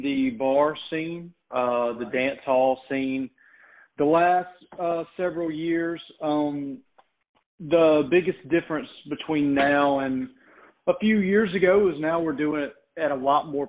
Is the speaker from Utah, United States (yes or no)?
no; Thomson, Georgia, United States; a small venue in my hometown in Thompson, Georgia, outside of Augusta.